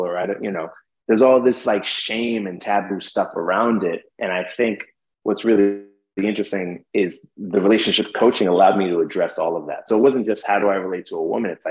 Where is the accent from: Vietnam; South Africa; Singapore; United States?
United States; New York City, New York; I'm from New York City.